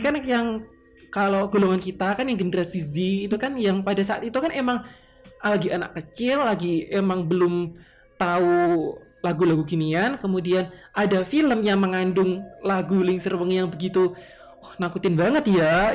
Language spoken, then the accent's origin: Indonesian; Tulungagung, East Java, Indonesia; asal saya ini memang asal Jawa asli yaitu Tulungagung